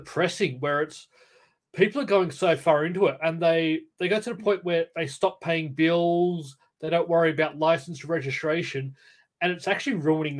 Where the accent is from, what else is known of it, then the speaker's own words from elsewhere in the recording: Cranbrook, Queensland, Australia; Cranbrook is where I grew up. I grew up in Carriage Park. We're about like 10 minutes away.